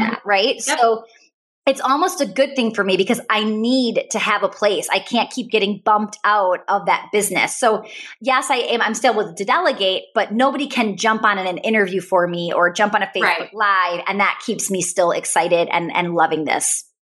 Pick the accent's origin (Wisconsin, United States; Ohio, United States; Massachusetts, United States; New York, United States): Wisconsin, United States; I'm from Wisconsin